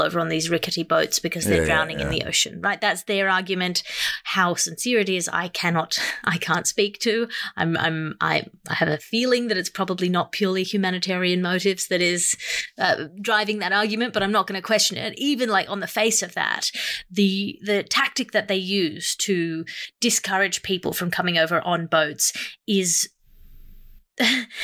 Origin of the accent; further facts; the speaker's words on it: Sydney, New South Wales, Australia; Sydney is my hometown